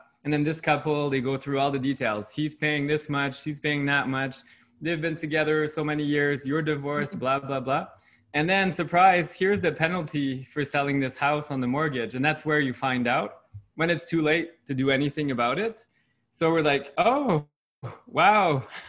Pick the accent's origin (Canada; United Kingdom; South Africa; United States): Canada; first language French; like we're not Quebecois, even though French is my first language. But in Quebec, it's very different.